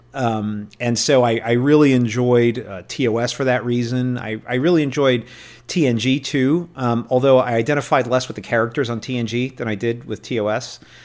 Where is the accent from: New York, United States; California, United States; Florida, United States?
New York, United States; New York City; I grew up in New York, uh, City, and I grew up watching, uh, Star Trek every night.